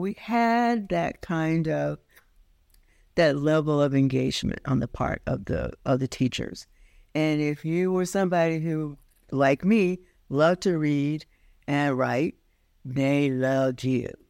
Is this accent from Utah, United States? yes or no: no; Forest City, Arkansas, United States; now in Brooklyn, United States; I grew up in the last days of seg-, the segregated South.